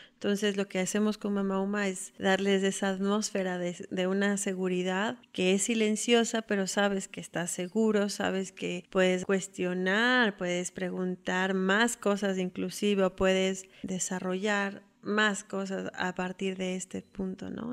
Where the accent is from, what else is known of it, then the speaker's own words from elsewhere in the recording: Quito, Pichincha, Ecuador; Soy de Quito